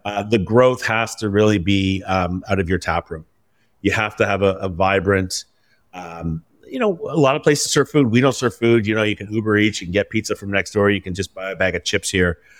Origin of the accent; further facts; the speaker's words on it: Vancouver, British Columbia, Canada; now in Toronto, Canada; being in Ontario, although I'm from Vancouver.